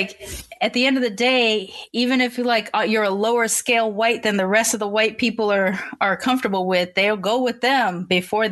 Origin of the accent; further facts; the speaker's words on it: United States; I'm still raised here as an American mixed kid